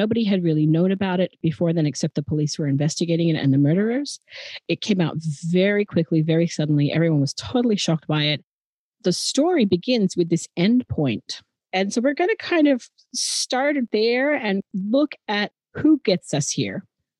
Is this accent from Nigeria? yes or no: no; Adelaide, South Australia, Australia; accent: Australian; And Adelaide is my hometown. I'm going to honor my roots by talking more in my natural Australian accent tonight.